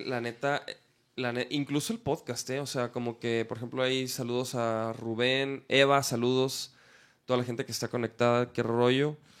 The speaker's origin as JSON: {"language": "Spanish", "region": "Chihuahua", "country": "Mexico", "moved": "as an adult", "lives_now": "Guadalajara, Mexico", "said": "yo soy de Chihuahua"}